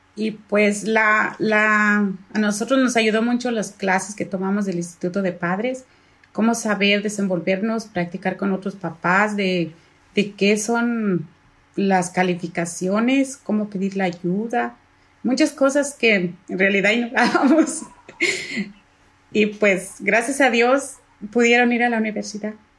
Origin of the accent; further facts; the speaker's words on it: Jalisco, Mexico; now in San Diego, United States; también soy del mismo lugar que mi esposo de Jalisco